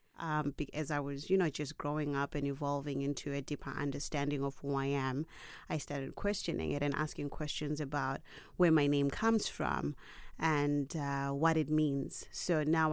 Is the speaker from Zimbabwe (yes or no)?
yes; Zimbabwe; I come from Zimbabwe.